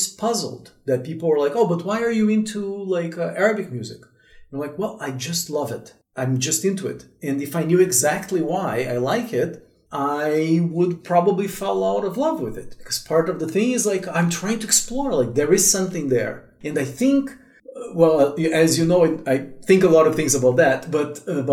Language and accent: English; Brazil; I was born in Brazil, third, fourth generation from, like, immigrants that went to Brazil